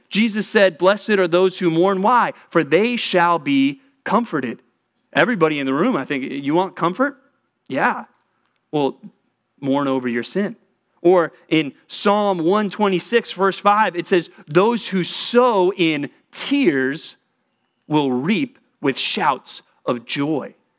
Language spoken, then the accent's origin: English; Texas, United States; moved away; I grew up in Texas.